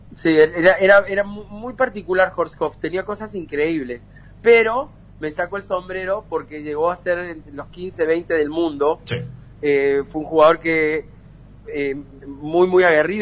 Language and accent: Spanish; Peru; also born or lived in Córdoba, Argentina; mis padres eh, son cordobeses y nos mudamos de, de Argentina para Perú cuando yo tenía 7, 8 años